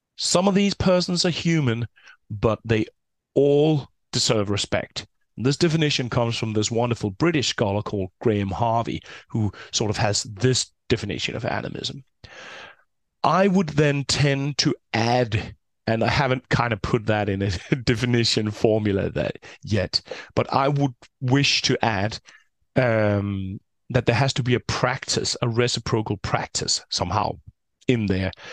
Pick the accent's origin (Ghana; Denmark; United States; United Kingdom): Denmark; I'm from Denmark, a fairly small country with around six, uh, six million people